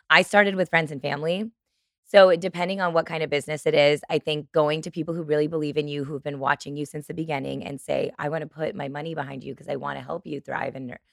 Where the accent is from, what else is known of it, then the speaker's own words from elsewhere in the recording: Chicago, Illinois, United States; I'm from Chicago